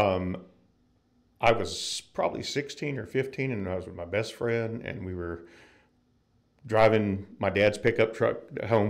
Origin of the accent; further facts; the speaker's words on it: North Florida, United States; moved away; I'm from Florida originally, North Florida, and uh, grew up there